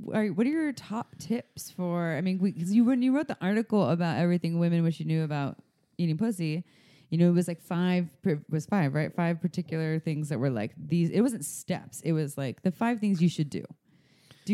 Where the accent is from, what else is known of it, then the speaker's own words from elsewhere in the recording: United States; I'm the American